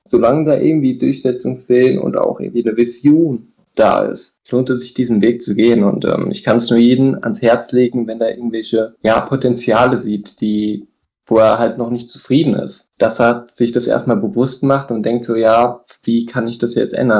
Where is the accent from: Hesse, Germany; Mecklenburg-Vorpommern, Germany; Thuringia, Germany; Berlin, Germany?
Hesse, Germany; ich komme hier aus dem Hessen, aus dem Herzen von Deutschland